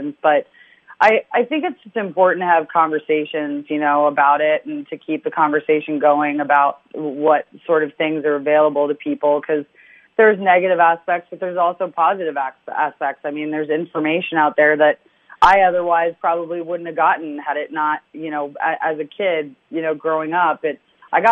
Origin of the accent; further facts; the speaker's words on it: London, United Kingdom; moved away; I love London, you know, my family's still there